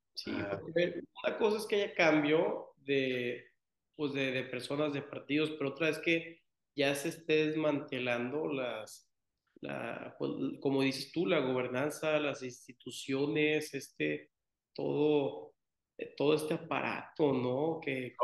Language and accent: Spanish; Tampico, Tamaulipas, Mexico; yo que soy de Tampico, eh, Tamaulipas